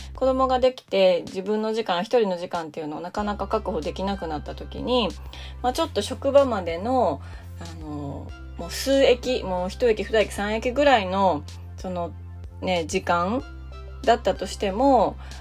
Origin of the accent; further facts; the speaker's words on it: Japan; 日本で生まれて育った私